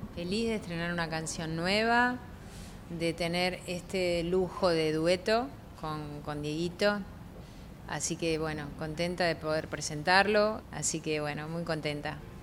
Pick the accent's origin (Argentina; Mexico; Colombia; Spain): Argentina; Lanús, Buenos Aires Province; moved away; cuando era chica y cuando vivía en Lanús